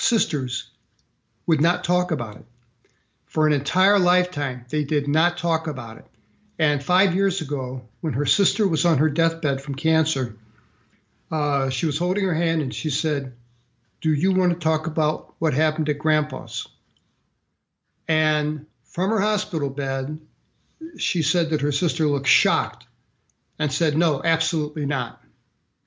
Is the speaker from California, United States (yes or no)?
no; St. Louis, Missouri, United States; moved away as an adult; I grew up in St. Louis, Missouri